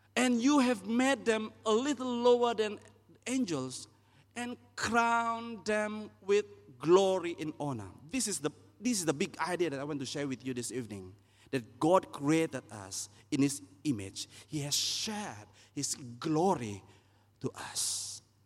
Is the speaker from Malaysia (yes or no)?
yes; East Malaysia, Malaysia; I'm from East Malaysia.